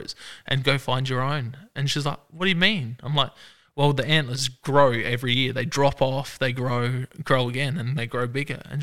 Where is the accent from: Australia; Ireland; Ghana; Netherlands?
Australia; Adelaide Hills, South Australia; I grew up in the Adelaide Hills, moved down with my wife to her house down in the suburbs